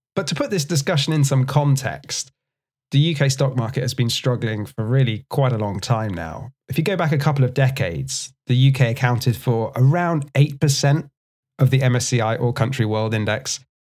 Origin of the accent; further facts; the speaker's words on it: United Kingdom; as a British person